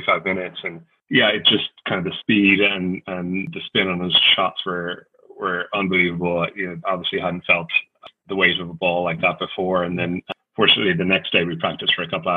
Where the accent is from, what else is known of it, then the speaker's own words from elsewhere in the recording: Ireland; growing up in Ireland